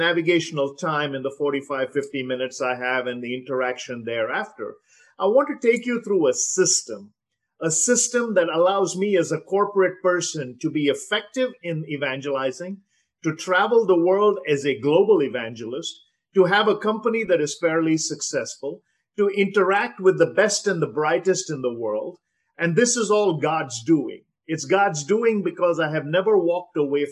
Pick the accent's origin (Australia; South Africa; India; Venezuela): India; Visakhapatnam, Andhra Pradesh; I am from India, as you probably guessed. Vizag is my hometown.